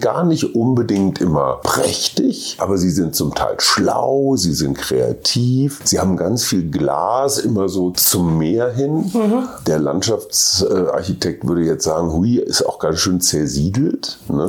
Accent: Germany; meinem Heimatland

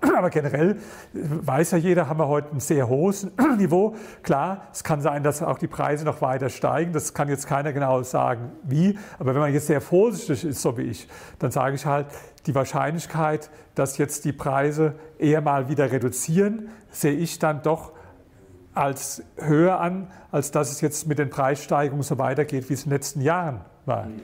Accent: Berlin, Germany; ich komme aus Berlin

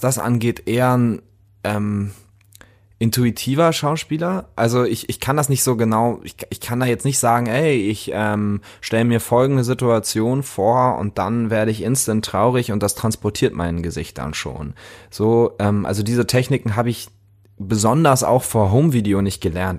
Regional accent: Lübeck, Schleswig-Holstein, Germany; Lübeck, meine Heimatstadt

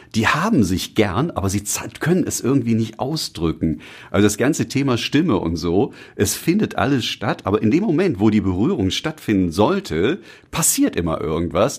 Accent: Düsseldorf, North Rhine-Westphalia, Germany; meine Heimatstadt und auch die Region, in der ich aufgewachsen bin, ist Düsseldorf.

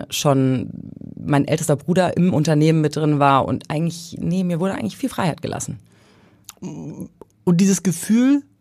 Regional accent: Thuringia, Germany; also born or lived in Hesse / Bavaria; In Hessen, also geboren, aber aufgewachsen später in Thüringen und in Bayern.

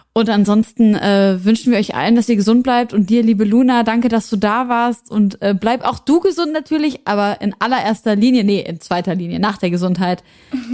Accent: Syria; moved away; aus meiner Heimat Syrien

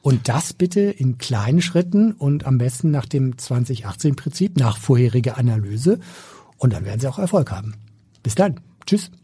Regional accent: Schleswig-Holstein, Germany; Ich bin Schleswig-Holsteiner und da habe ich schon meine Prägung mitgekriegt

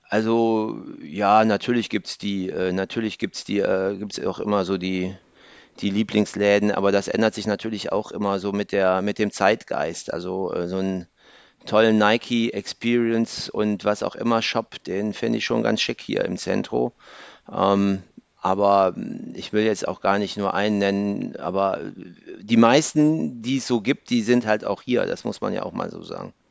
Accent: Mönchengladbach, North Rhine-Westphalia, Germany; Äh, ich bin aus Mönchengladbach.

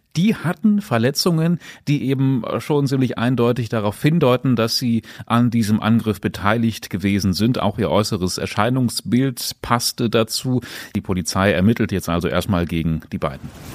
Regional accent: Braunschweig, Lower Saxony, Germany; bei uns in Braunschweig

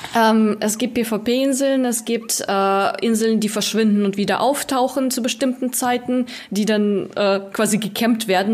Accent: Russia; moved away; ich komme ursprünglich aus Russland, ich spreche noch fließend

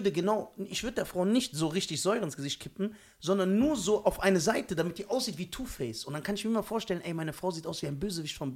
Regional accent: Germany; born there; Ich bin hier in Deutschland geboren.

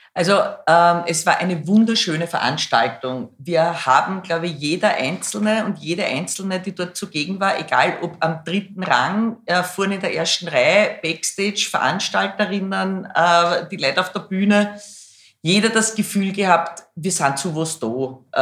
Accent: Schwechat, Lower Austria, Austria; also born or lived in Hainburg an der Donau / Bad Deutsch-Altenburg / Baden bei Wien; dann sind wir, mein Bruder, meine Mama, mein Papa und ich nach Schwächert gezogen und dann nach Rannersdorf und das war dann quasi mein schulische Sozialisation.

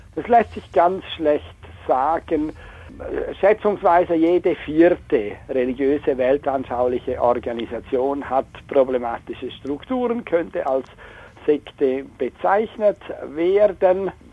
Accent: Chur, Graubünden, Switzerland; moved away; Ich bin ursprünglich in Chur aufgewachsen

